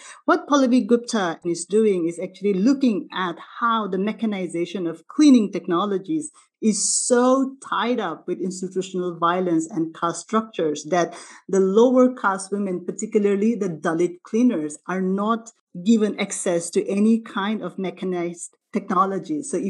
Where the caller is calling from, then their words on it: Melbourne, Victoria, Australia; I'm speaking from Melbourne, so I would like to acknowledge the Indigenous people of the land, the Wurundjeri people